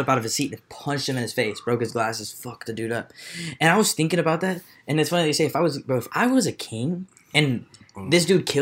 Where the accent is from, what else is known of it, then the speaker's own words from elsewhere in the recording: Texas, United States; I grew up in Texas